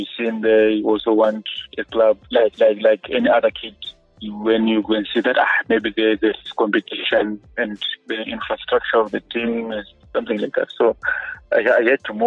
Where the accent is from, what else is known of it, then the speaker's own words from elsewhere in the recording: Gweru, Midlands, Zimbabwe; also born or lived in Bulawayo; I grew up in Ngweru